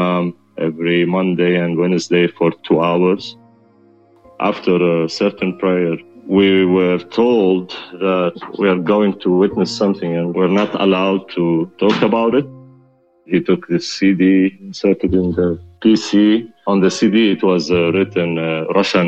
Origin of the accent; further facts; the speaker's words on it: Amman, Amman Governorate, Jordan; I grew up in Jordan, in Amman, the capital.